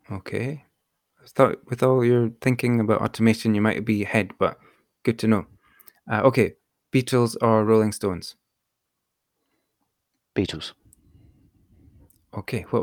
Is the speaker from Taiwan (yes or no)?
no; London, United Kingdom; I'm from East London.